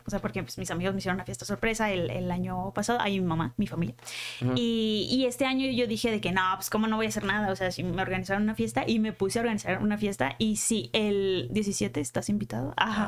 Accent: Culiacán, Sinaloa, Mexico; accent: norteño; moved away as an adult; now in Mexico City, Mexico; Nací en Culiacán y sí, viví allá toda la vida, hasta que me vine para acá

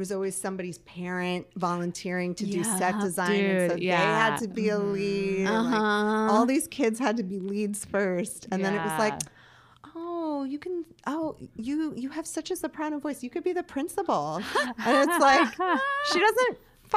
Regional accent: Long Island, New York, United States; I grew up on Long Island, New York

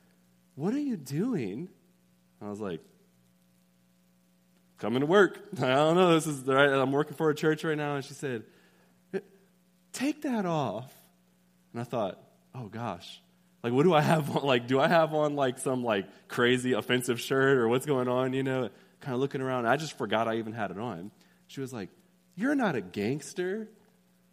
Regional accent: Austin, Texas, United States; I am from Austin

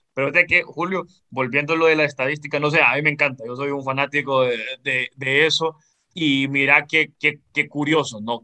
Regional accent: Honduras

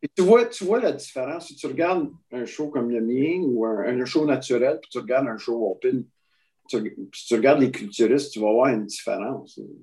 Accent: Quebec, Canada; je suis bien du Québec

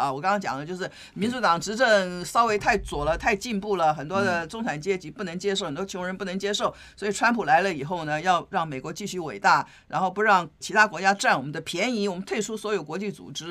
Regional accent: China; 通常我们中国人说时势造英雄，英雄造时势，因果是在一起的。

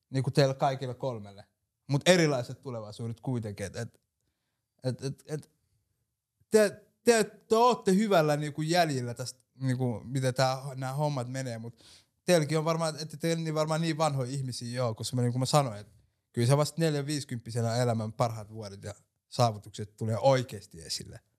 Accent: Tavastia, Finland; Mä oon hämäläinen, mutta en oo hidas.

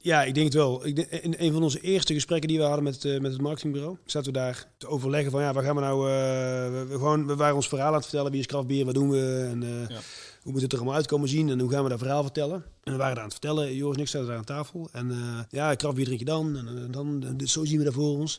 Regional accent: Moergestel, North Brabant, Netherlands; also born or lived in Tilburg; ik ben heel trots op dat ik, dat ik uit Brabant kom. Een hele trotse Tilburger, ook al ben ik eigenlijk uh, Moegestelnaar

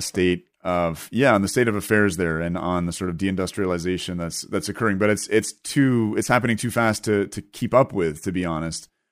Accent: Canada; here as a Canadian

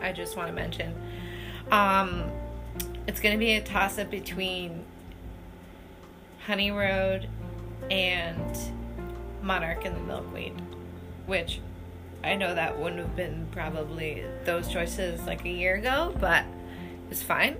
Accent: Canada; now in Burlington, United States; I'm Canadian

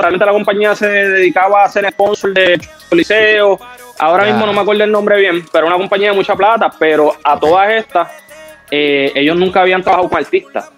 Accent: Puerto Rico; Yo soy de aquí de Puerto Rico, sangre dominicana

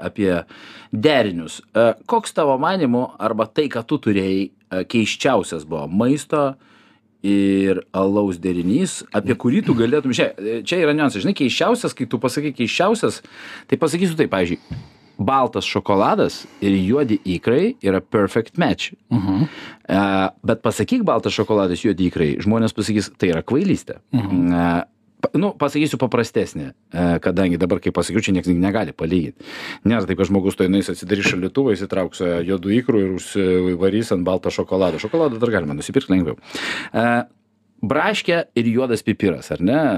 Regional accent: Vilnius, Vilnius County, Lithuania; aš kaip vilnietis

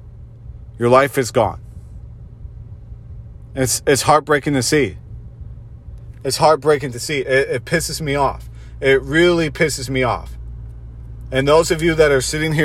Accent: Rochester Hills, Michigan, United States; I'm a privileged white guy from the suburbs of Detroit, Michigan. I grew up in Rochester Hills, Michigan

